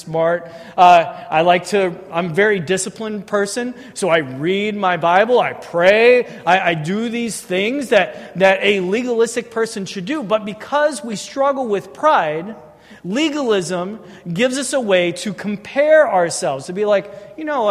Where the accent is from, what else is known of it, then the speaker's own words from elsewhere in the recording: St. Charles, Missouri, United States; I grew up in St. Charles. I went to Francel North.